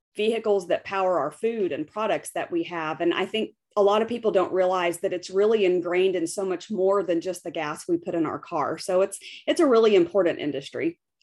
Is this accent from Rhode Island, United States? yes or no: no; West Texas, United States; also born or lived in United Arab Emirates; I'm from West Texas. I grew up in the oil patch.